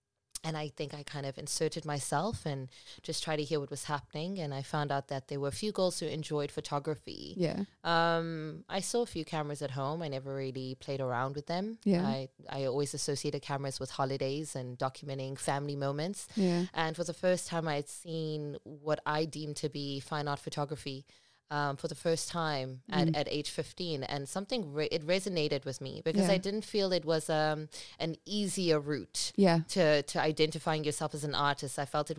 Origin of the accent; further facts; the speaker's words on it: Cape Town, Western Cape, South Africa; also born or lived in Port Elizabeth; But I can't say born and bred because I was born in Port Elizabeth, Eastern Cape. But I feel like I've been in Cape Town much longer than I was in Port Elizabeth. So I'm bred, I'm refined, I am loved by Cape Town